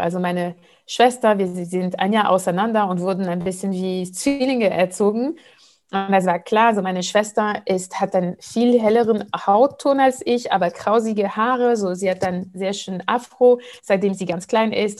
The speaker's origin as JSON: {"language": "German", "country": "Martinique", "said": "auf der Insel, wo ich herkomme, Martinique"}